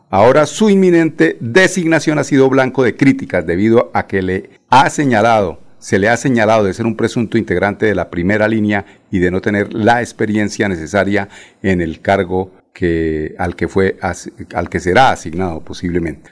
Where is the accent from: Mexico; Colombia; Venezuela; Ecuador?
Colombia; los colombianos